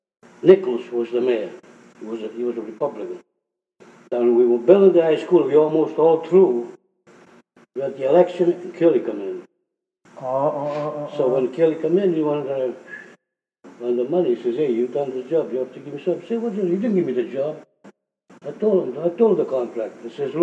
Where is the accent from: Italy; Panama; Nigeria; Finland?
Italy; now in Boston, United States; The contractor came from the same town I come from Italy.